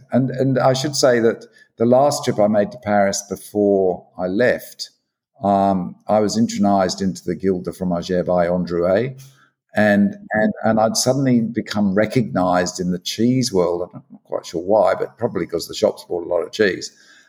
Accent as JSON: {"language": "English", "region": "England", "country": "United Kingdom", "moved": "yes", "lives_now": "Australia", "said": "You can't sort of sit back and think, wish you were back at the pub in England."}